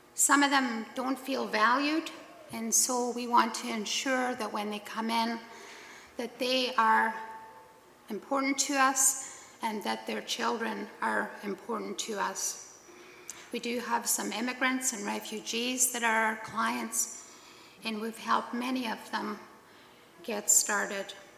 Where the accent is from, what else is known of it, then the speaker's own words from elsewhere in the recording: Scotland, United Kingdom; now in Killarney; I'm Scottish, born and raised there.